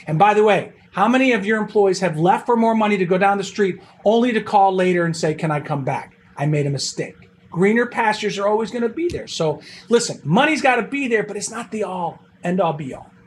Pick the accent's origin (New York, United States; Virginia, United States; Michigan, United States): New York, United States; Buffalo; moved away; I'm originally from Buffalo, New York, so I'm a Bills fan